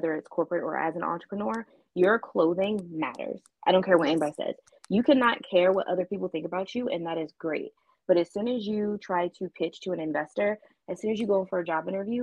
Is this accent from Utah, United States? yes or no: no; Baltimore, Maryland, United States; moved away as an adult; also born or lived in Japan / Tucson, Arizona / London / Atlanta; I am originally from Baltimore, Maryland